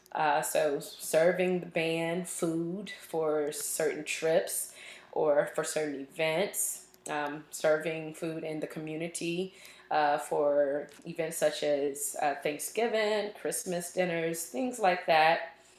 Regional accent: Richmond, Virginia, United States; moved away as an adult; also born or lived in Auburn, Alabama; now in Austin, United States; I am from Richmond, Virginia, born and raised, all my school there, everything. So that is home

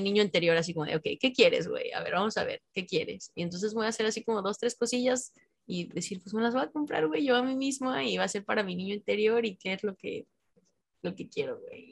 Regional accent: Mexico; soy mexicano

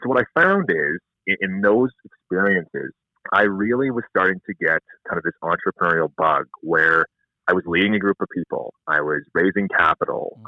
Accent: Spy Hill, Saskatchewan, Canada; moved away as an adult; also born or lived in Langenburg, Saskatchewan; now in Saskatoon, Canada; Spy Hill, Saskatchewan is actually where I was born and raised.

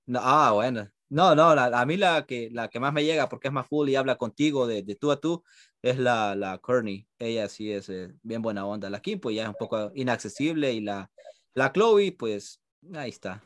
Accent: El Salvador; now in United States; Todos somos, sí, somos de allá

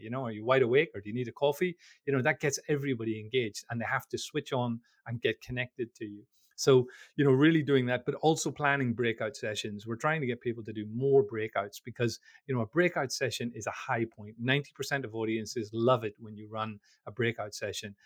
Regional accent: Belfast, Northern Ireland, United Kingdom; I'm from, I'm from Belfast in Northern Ireland

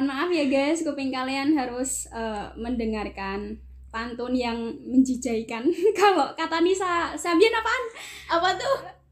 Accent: Indonesia; accent: medok; kalau aku ngomongnya tuh medok medok gitu

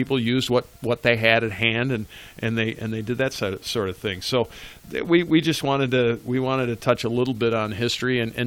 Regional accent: Western New York, United States; I grew up in Western New York

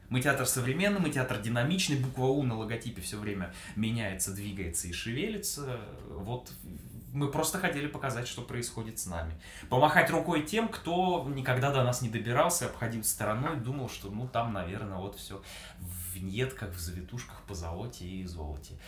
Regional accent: Omsk, Omsk Oblast, Russia; also born or lived in Saint Petersburg; now in Yekaterinburg, Russia; Родился я в Омске, и в паспорте записан именно этот э, русский город

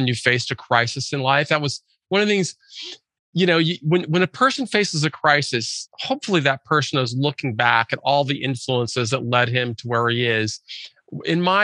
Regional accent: Lake Forest Park, Washington, United States; I grew up in Lake Forest Park, which is a suburb of North Seattle

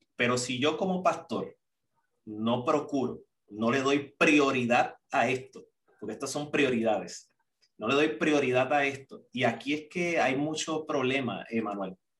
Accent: Puerto Rico; moved away as an adult; also born or lived in Costa Rica; cuando salí de Puerto Rico, recuerdo para allá, para el 2006

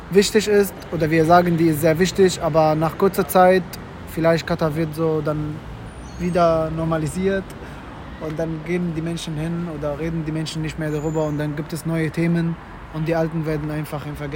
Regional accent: Mecca, Makkah Province, Saudi Arabia; German is a second language; Ich stamme ursprünglich aus Mekka.

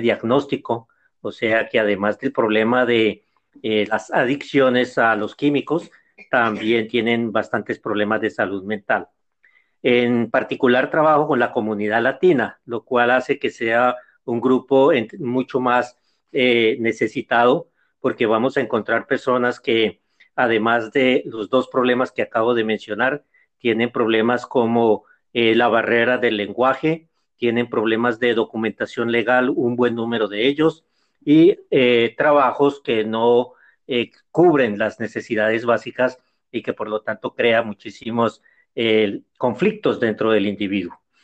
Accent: Colombia; now in Boston, United States; soy colombiano, que llevo viviendo en Estados Unidos aproximadamente

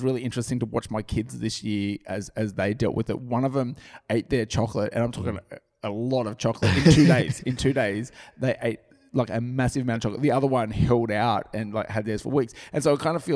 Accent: Australia; we're Australian.

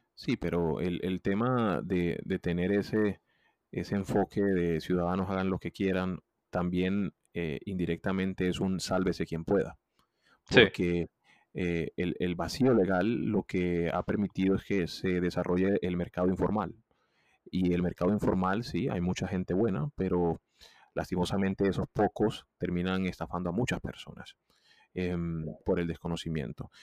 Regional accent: Colombia; yo soy un colombiano

